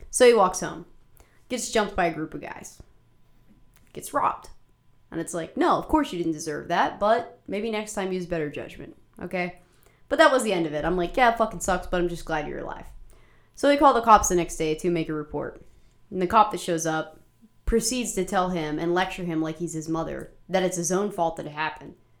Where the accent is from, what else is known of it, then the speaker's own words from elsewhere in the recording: Marshall County, West Virginia, United States; growing up in Marshall County